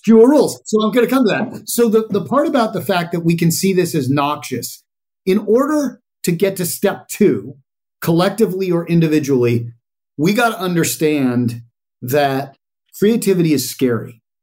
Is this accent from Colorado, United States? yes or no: yes; Colorado, United States; I grew up in Colorado, which is your flyover state with a little bit of machismo